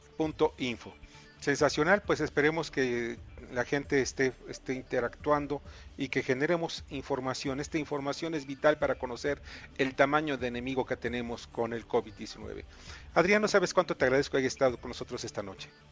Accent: Mexico; mi reconocimiento como mexicano

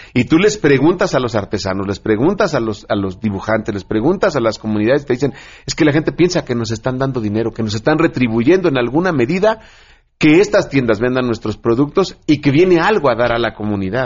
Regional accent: Mexico; nuestro país

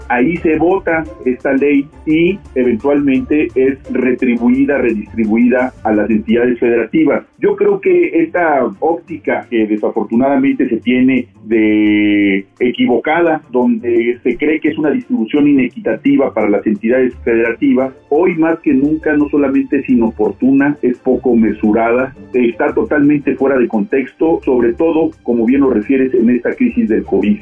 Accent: Mexico; tenemos que unirnos como mexicanos

